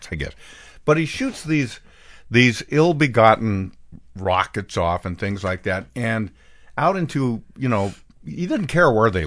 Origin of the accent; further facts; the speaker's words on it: Bend, Oregon, United States; moved away; my hometown of Bend, Oregon